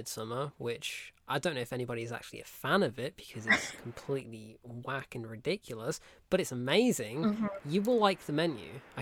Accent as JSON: {"language": "English", "country": "United Kingdom", "said": "we're British"}